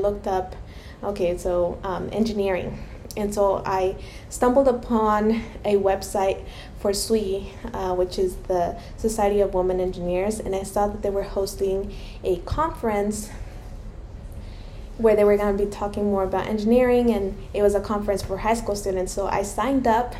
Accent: Mexico; moved away; I am Hispanic. I was born in Mexico

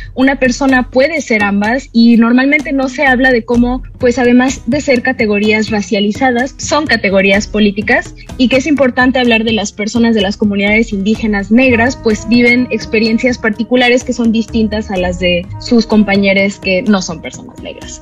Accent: Veracruz, Mexico; moved away; also born or lived in Mexico City; yo en Veracruz nunca había pensado en si era negra o no

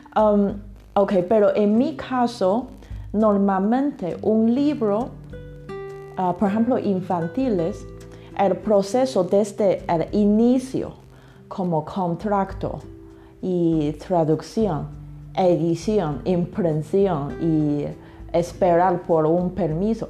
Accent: China; Spanish is a second language; also born or lived in England; now in Mexico; yo soy china

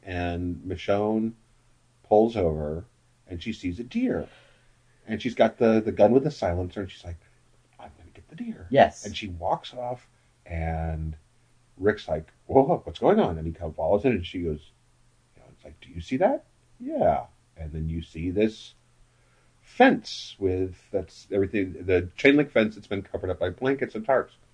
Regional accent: Wichita, Kansas, United States; when I went to high school, my high school was up in the north, northeast part of Wichita

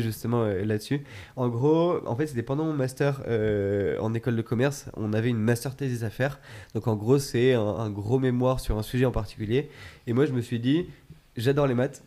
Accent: Chamonix, Auvergne-Rhône-Alpes, France; moved away; je viens de, de Chamonix à la base

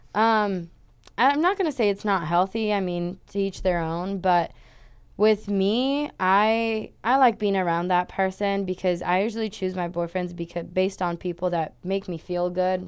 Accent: São Paulo, Brazil; moved away as an adult; also born or lived in Switzerland; now in United States; I'm originally from Brazil in a city and state called Sao Paulo

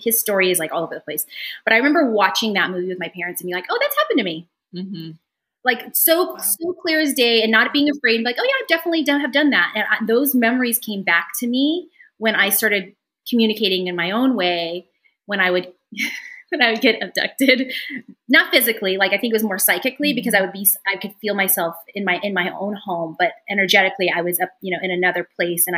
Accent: Antelope Valley, California, United States; I grew up in the Antelope Valley

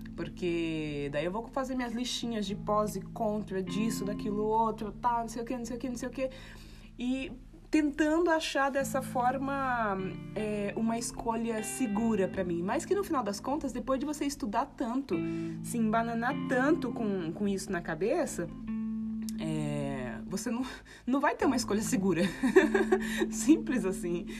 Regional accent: Guarulhos, São Paulo, Brazil; now in Ubatuba, Brazil; cresci em Guarulhos, ali no Tabuão

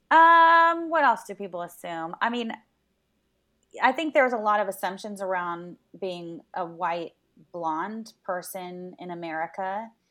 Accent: Los Angeles, California, United States; I grew up in Venice, so that was our grocery store of choice.

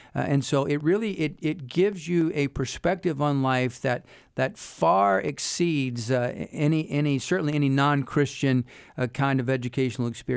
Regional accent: Wilmington, North Carolina, United States; moved away as an adult; also born or lived in England / Germany / Hawaii; now in Lynchburg, United States; I grew up in Wilmington, North Carolina

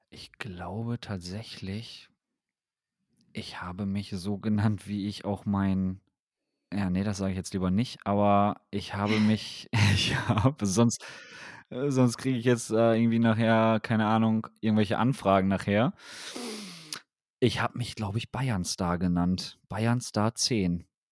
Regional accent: Wilhelmshaven, Lower Saxony, Germany; ich komme ja aus Wilhelmshaven

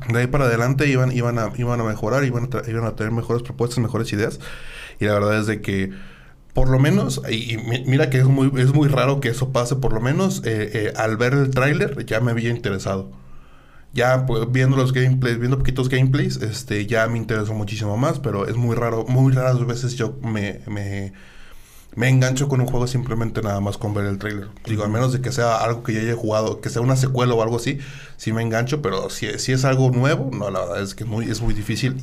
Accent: Mexico; llena de orgullo como mexicano

